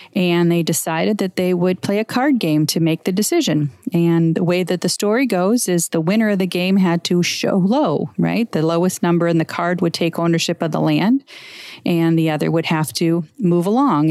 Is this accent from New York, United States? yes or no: no; Scottsdale, Arizona, United States; my hometown of Scottsdale